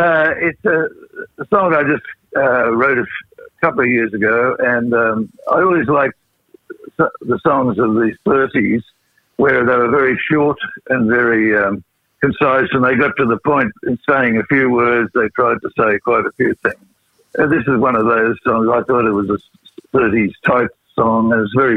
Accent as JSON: {"language": "English", "town": "Rockhampton", "region": "Queensland", "country": "Australia", "said": "My wife, Jill, and I come from Rockhampton, and I used to play in different hotels there"}